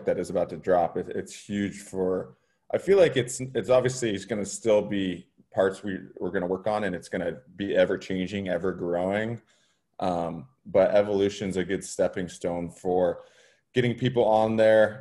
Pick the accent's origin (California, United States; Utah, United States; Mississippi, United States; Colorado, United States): California, United States; moved away as an adult; also born or lived in Denver; born and raised in California.